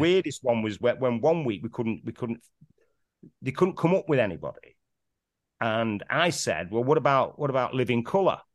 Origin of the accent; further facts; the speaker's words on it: Manchester, North West England, United Kingdom; accent: Mancunian; growing up in Manchester